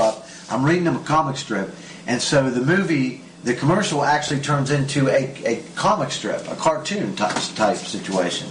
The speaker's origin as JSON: {"language": "English", "region": "West Virginia", "country": "United States", "tie": "born or raised there", "moved": "yes", "lives_now": "Israel", "said": "from West Virginia, my hometown, my home state."}